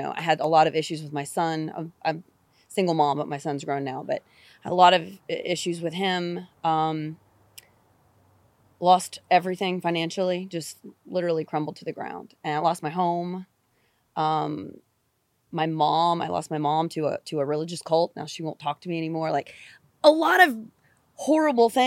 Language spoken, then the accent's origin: English; West Virginia, United States; also born or lived in North Carolina; now in Los Angeles, United States; Born and raised in West Virginia, so I'm a true hillbilly.